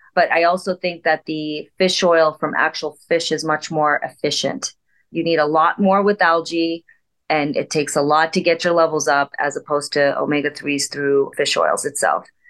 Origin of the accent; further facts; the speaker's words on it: India; As an Indian physician